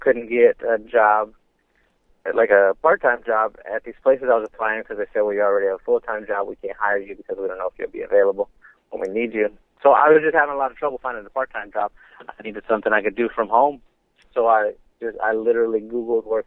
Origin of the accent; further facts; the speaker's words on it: San Antonio, Texas, United States; now in Houston, United States; I'm from San Antonio